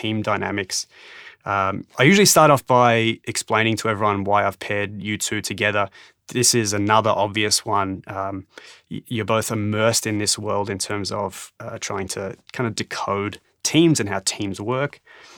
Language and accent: English; Canberra, Australian Capital Territory, Australia; I was born in Canberra